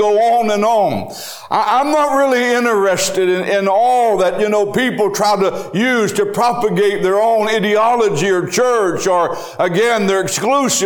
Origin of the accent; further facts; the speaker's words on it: United States; I am an American